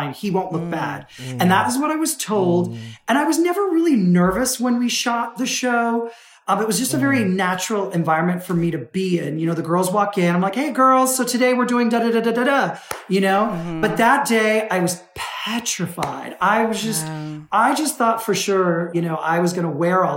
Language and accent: English; United States; I was born in the States